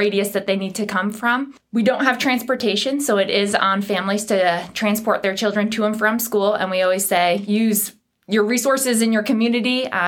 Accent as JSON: {"language": "English", "region": "New England", "country": "United States", "tie": "born or raised there", "moved": "yes", "lives_now": "North Carolina, United States", "said": "I grew up in New England, so when I moved south"}